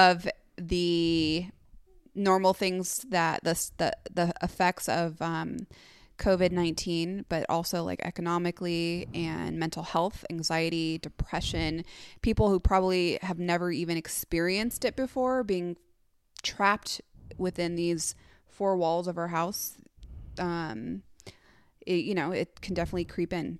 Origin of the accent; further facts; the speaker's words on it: Sacramento, California, United States; our hometown, Sacramento, well, I guess my hometown